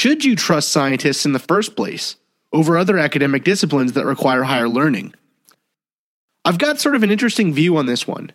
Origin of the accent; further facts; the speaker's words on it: New York City, New York, United States; where I grew up in Staten Island